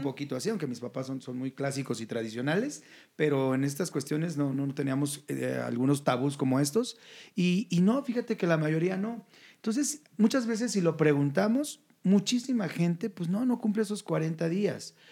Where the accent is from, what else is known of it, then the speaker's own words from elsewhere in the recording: Jalisco, Mexico; yo soy del estado de Jalisco